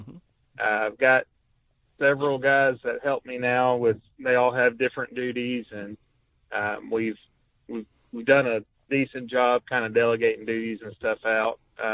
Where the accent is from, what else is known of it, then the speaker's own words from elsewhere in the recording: Tennessee, United States; moved away as an adult; So, I'm from Tennessee. I moved up to Indiana a little over 6 years ago. I work for the Department of Defense.